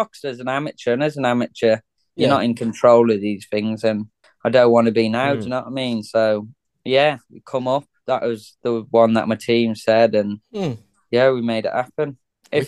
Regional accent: Dunton, England, United Kingdom; we're from Dunton

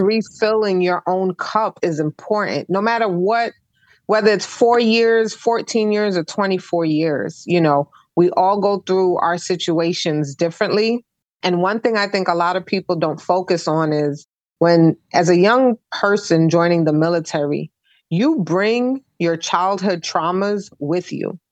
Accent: New York City, New York, United States; moved away; I'm originally from Brooklyn, New York

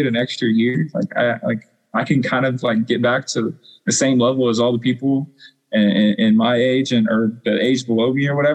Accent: Wichita, Kansas, United States; moved away as an adult; also born or lived in La Junta, Colorado / Indianapolis, Indiana; I'm from Wichita, Kansas

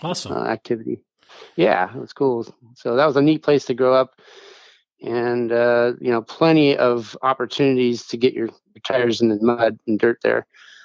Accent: Hawaii, United States; also born or lived in Aptos, California; I was born in Aptos, which is a little town near Santa Cruz, California, and didn't spend a whole lot of time there. My parents were on the move, and basically I grew up in Hawaii.

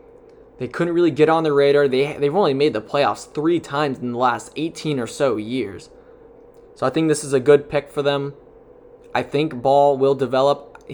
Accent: Charlotte, North Carolina, United States; my hometown, the Charlotte Hornets.

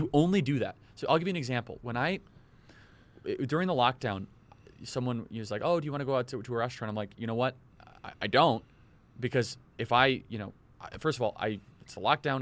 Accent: Midwest, United States; also born or lived in Austin, Minnesota; I come from the Midwest

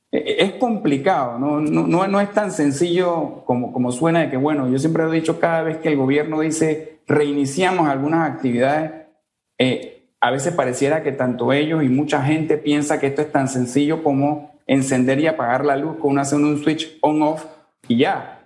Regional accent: Panama; somos panameños

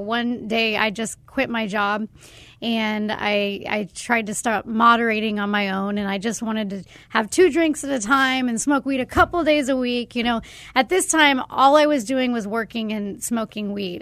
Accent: Arizona, United States; growing up in Arizona

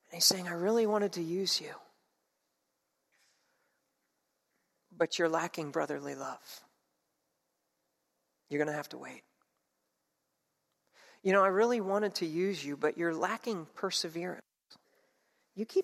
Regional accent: New Jersey, United States; moved away; Where I grew up in South Jersey

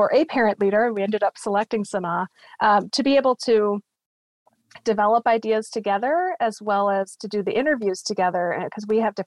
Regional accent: United States; also born or lived in Copenhagen, Denmark; As an American living in Denmark

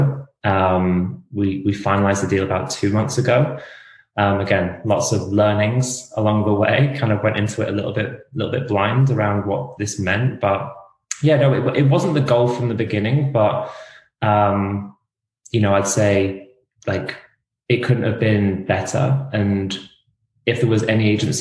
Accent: England, United Kingdom; moved away as an adult; now in United States; I'm not Australian. I'm from England.

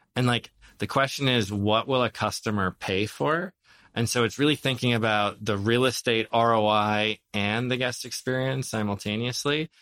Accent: Minnesota, United States; moved away; I grew up in Minnesota to Lebanese immigrant, uh, uh, parents

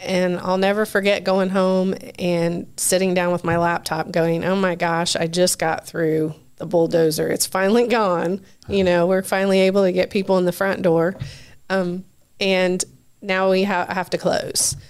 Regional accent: Richmond, United States; also born or lived in Chicago; I grew up in Richmond.

